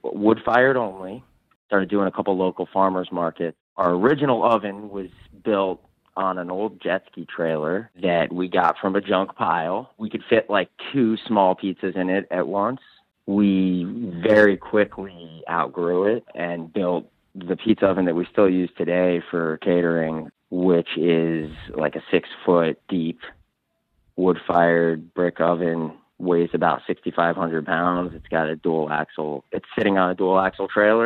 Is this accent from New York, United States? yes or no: yes; the Catskills, New York, United States; moved away as an adult; also born or lived in Jackson Hole, Wyoming / Vermont; I grew up spending time in the Catskills and I love the Catskills. They're my home